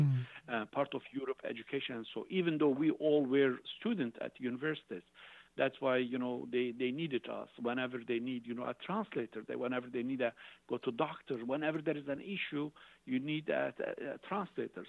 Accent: Şanlıurfa, Turkey; moved away as an adult; also born or lived in Basel, Switzerland; I graduated from the from the high school Institute of Urfa, that's southeastern

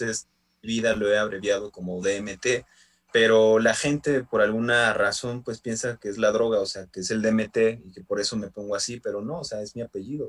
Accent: San Andrés Tetepilco, Mexico City, Mexico; aquí en, este, en, mi pueblo, en San Andrés de Tepilco

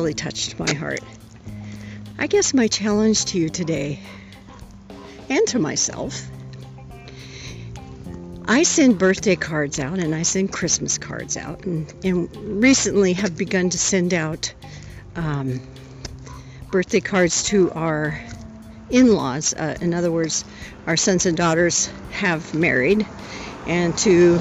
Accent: Whittier, California, United States; moved away; I grew up in Whittier.

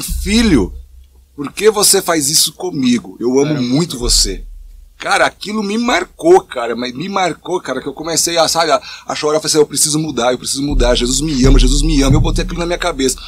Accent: São Bernardo do Campo, São Paulo, Brazil; moved away as an adult; now in Monte Mor, Brazil; eu sou over, então tenho 44 anos, vim de São Bernardo do Campo

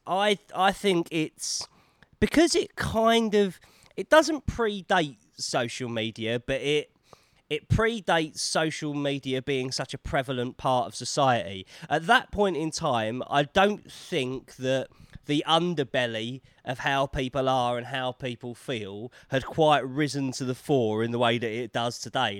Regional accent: London, United Kingdom; accent: Cockney

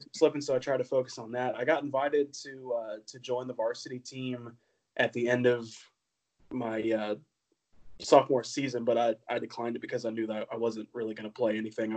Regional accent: Ocala, Florida, United States; grew up in Ocala, Florida

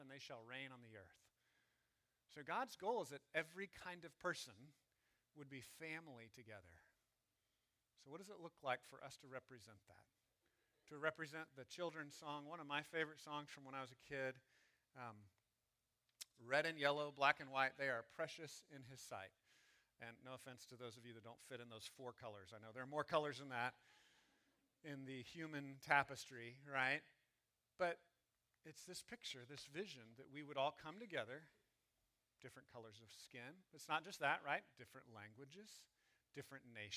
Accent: Texas, United States; I'm glad I'm a Texan. I'm glad I'm an American. You know, I'm happy about the tribes that I grew up

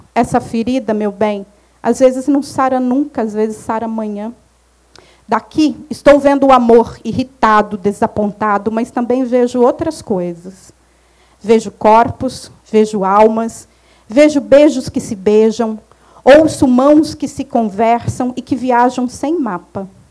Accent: Minas Gerais, Brazil; moved away; eu saí de Minas há muito tempo, mas Minas não sai de mim nunca

